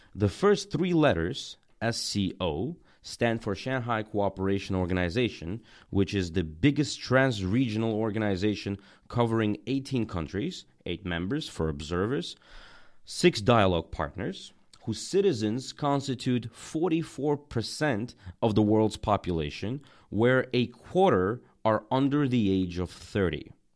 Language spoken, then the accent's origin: English; Tajikistan; also born or lived in Russia / United States; now in China; I'm from Tajikistan and have lived many years in Russia, the U S, and China.